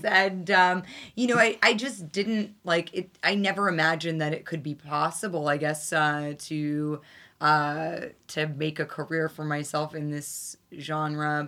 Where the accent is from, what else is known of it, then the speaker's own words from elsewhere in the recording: New York City, New York, United States; what it was like to grow up here and the fact that you could go to public school and take the train by yourself